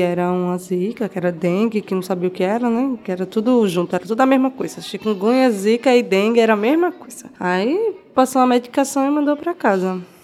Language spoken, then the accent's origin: Portuguese; Belo Jardim, Pernambuco, Brazil; moved away as an adult; now in Recife, Brazil; Eu nasci em Belo Jardim. Eu sou de Belo Jardim, é o interior daqui de Pernambuco.